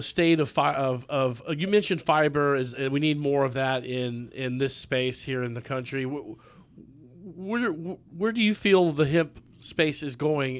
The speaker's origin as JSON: {"language": "English", "town": "Longmont", "region": "Colorado", "country": "United States", "tie": "born or raised there", "moved": "yes", "said": "I was born in Longmont."}